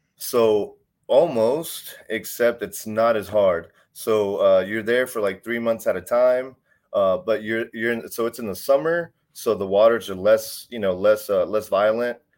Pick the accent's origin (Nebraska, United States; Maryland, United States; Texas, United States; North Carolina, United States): Texas, United States; Houston; I grew up in Texas. I grew up in, uh, I grew up in Houston slash Humble area.